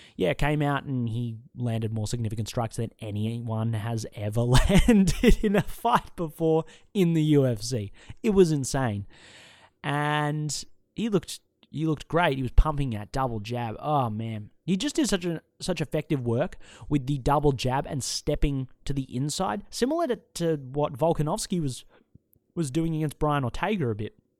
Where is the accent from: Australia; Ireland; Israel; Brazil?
Australia; accent: Australian; I'm an Australian